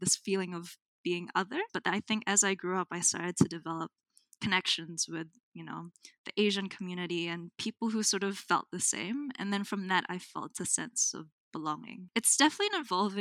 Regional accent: Auckland, New Zealand; also born or lived in Manila, Philippines / Antipolo, Rizal, Philippines / Brisbane, Australia; now in Hamilton, New Zealand; I was born in Manila, which is one of the biggest cities in the Philippines, and raised in Tamaki Makaurau, Auckland.

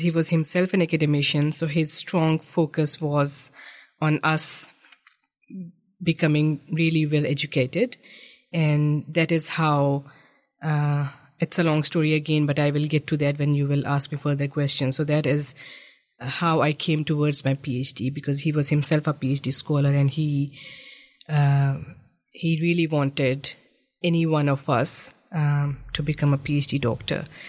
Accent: Islamabad, Islamabad Capital Territory, Pakistan; moved away as an adult; also born or lived in Egypt; now in New Zealand; I grew up in the federal capital of Pakistan. Um, it's it's known by the name of Islamabad

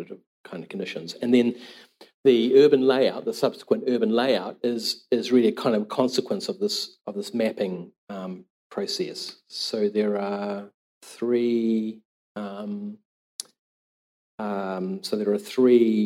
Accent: Auckland, New Zealand; I'm from Tamaki and grew up in Titirangi, in the Manukau Harbour

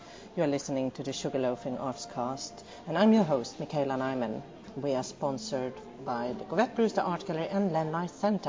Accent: Finland; now in New Zealand; my background is from Finland

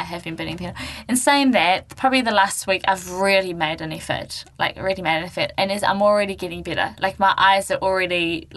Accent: Gisborne, New Zealand; moved away; my hometown to Gisborne

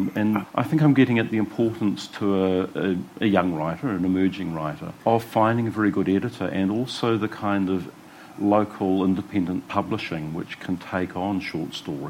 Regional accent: Wellington, New Zealand; I'm just thinking of my own childhood in the 1960s, and I grew up in Glen Road in Kelvin, which is, you know, is the epicentre of civilised Wellington.

